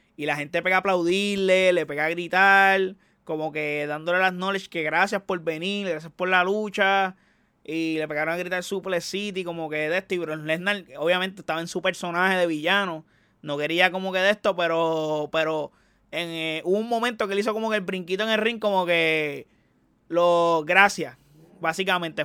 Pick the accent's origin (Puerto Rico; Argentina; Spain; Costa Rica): Puerto Rico; Yo como puertorriqueño